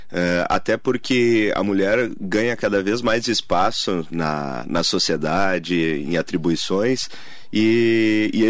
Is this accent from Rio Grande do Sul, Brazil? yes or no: yes; Rio Grande do Sul, Brazil; now in Mogi das Cruzes, Brazil; É, mas já resido em São Paulo já há bastante tempo, em Mogi há 12 anos.